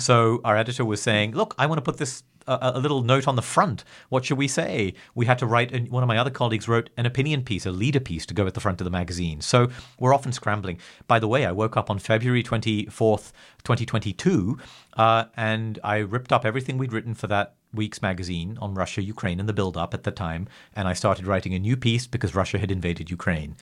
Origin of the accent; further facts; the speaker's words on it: England, United Kingdom; I'm English